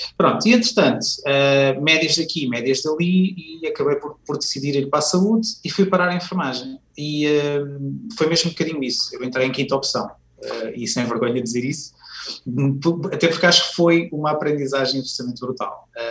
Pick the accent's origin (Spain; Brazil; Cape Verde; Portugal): Portugal; Viseu, Centro; na altura vivia em, em Viseu, que é a minha cidade natal